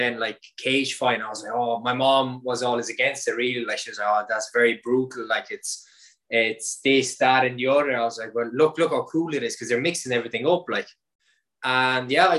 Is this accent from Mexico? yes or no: no; Galway, Connacht, Ireland; also born or lived in Romania; I came over to Ireland, I think, when I was 7 or 8. I was 7 or 8. I came over from Romania. I'm originally from Romania.